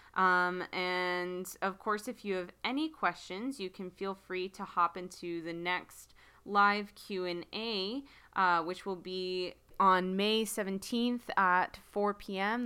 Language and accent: English; United States; I'm speaking as an American